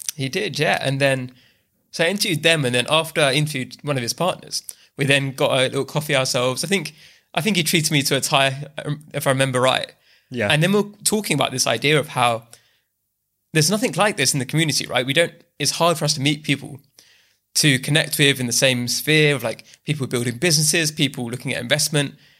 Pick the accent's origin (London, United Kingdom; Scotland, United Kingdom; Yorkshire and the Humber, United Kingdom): London, United Kingdom; also born or lived in Bath; I'm born and bred in the UK. I was raised in East London